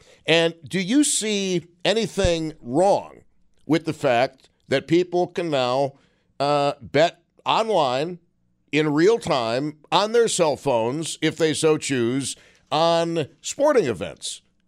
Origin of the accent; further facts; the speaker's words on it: Buffalo, New York, United States; Well, I'm from Buffalo, New York.